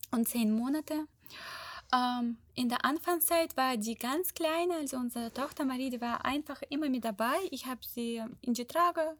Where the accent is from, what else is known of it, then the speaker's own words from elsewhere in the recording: Ukraine; German is a second language; Der wusste auch nicht, dass ich Ukrainerin bin